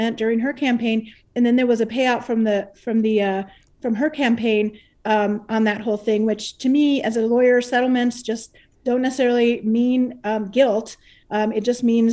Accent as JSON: {"language": "English", "town": "Deming", "region": "New Mexico", "country": "United States", "tie": "born or raised there", "said": "Deming, my hometown"}